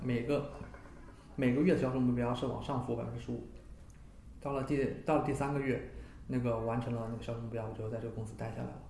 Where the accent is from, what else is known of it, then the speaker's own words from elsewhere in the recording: China; moved away; also born or lived in United States; 这些东西我个人觉得都是我们中国人的骄傲